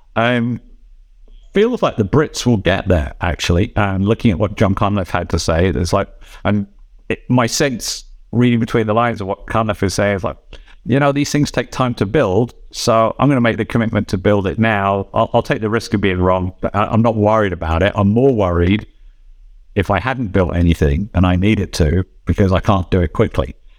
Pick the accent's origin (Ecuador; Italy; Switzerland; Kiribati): Switzerland; in my home country here in Switzerland